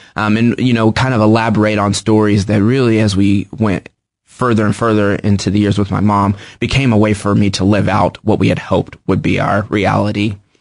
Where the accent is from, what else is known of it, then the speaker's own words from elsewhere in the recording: Kansas City, United States; I grew up in Kansas City. I've lived here my whole life.